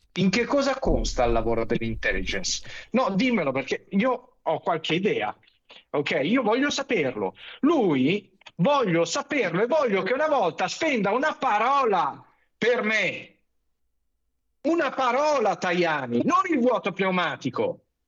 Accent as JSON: {"language": "Italian", "town": "Milan", "region": "Lombardy", "country": "Italy", "tie": "born or raised there", "said": "Io sono milanese, son nato a Milano, son cresciuto"}